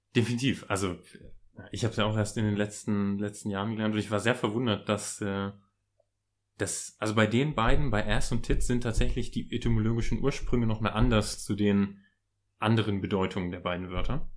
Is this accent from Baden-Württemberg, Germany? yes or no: no; Lower Saxony, Germany; den schönen Ort in Niedersachsen aus der Nähe, wo ich herkomme